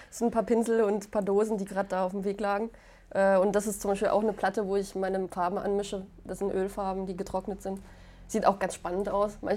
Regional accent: Poland; German is a second language; ich komme ja aus Polen. Ich, wir sind dort ähm, in so einem Viertel gewesen, wo ganz viele Schauspieler gelebt haben.

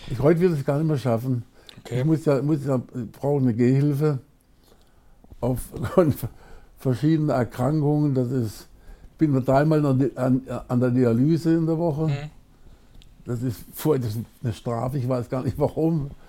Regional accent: Baden-Baden, Baden-Württemberg, Germany; Ich bin in Baden-Baden geboren, im Schlafzimmer meiner

